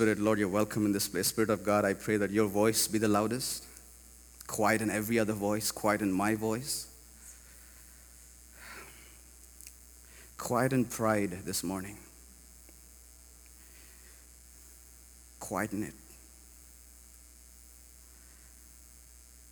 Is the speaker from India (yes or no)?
yes; India; moved away as an adult; also born or lived in Hyderabad; we are missionaries from India.